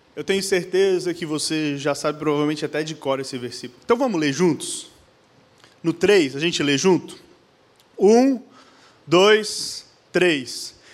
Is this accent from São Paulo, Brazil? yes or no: no; Blumenau, Santa Catarina, Brazil; nós somos de Blumenau, Santa Catarina